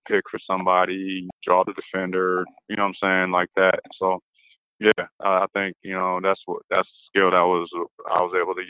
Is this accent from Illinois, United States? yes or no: yes; Illinois, United States; when I came out here from Illinois, I just wanted to help the team win and play my hardest for the team.